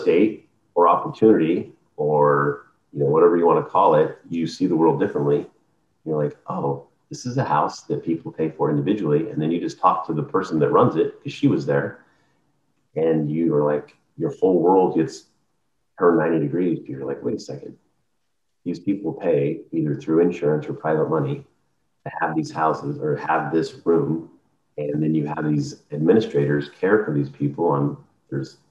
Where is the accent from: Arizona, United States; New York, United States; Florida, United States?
Arizona, United States; moved away; I'm originally from Arizona.